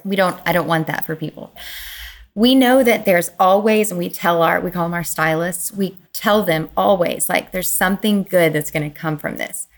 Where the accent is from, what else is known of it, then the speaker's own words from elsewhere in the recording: Kentucky, United States; moved away; in my home, the hometown where I grew up in Kentucky, which is a small town